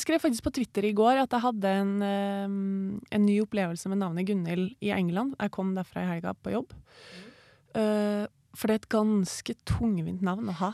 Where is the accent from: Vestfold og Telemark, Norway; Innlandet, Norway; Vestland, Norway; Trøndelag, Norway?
Trøndelag, Norway; Trondheim; Jeg er oppvokst uh, i Trondheim